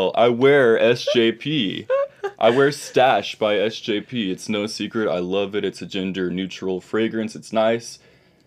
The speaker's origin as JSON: {"language": "English", "region": "Texas", "country": "United States", "said": "I live in the state of Texas. I'm from Texas."}